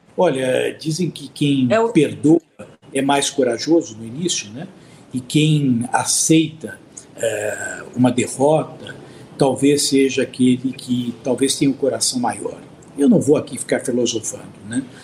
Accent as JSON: {"language": "Portuguese", "country": "Brazil", "said": "enquanto brasileiro"}